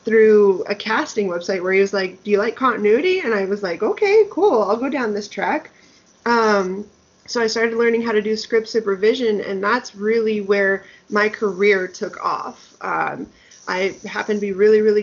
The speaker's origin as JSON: {"language": "English", "town": "Denver", "region": "Colorado", "country": "United States", "tie": "born or raised there", "moved": "yes", "said": "back in Denver. That's where I'm from, my hometown."}